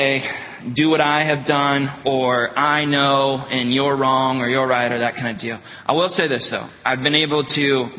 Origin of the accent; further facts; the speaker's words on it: Northeast Ohio, United States; now in Wisconsin, United States; I'm from Northeast Ohio